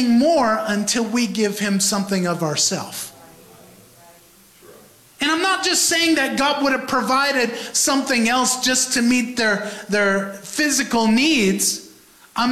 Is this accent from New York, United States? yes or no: yes; New York, United States; a New Yorker